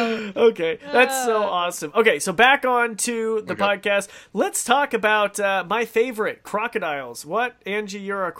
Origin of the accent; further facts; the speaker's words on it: United States; It's just weird because we're from America. We don't sleep with nets over us.